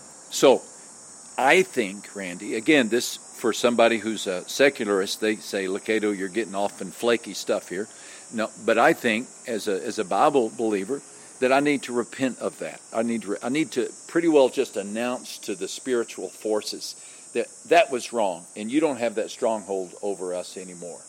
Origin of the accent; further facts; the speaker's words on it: West Texas, United States; I grew up in West Texas. And West Texas, my small West Texas town